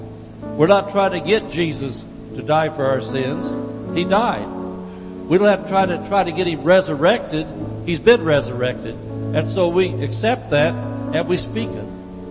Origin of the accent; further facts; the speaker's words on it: Indiana, United States; now in California, United States; when I came out here from Indiana, we didn't have different cultures out there.